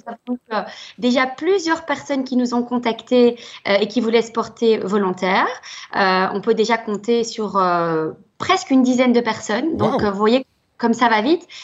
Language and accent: French; Belgium; chez nous en Belgique